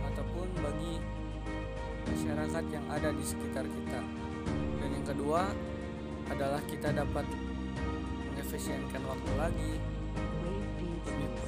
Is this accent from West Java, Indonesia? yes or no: yes; Bandung, West Java, Indonesia; Asal dari Bandung, usia 18 tahun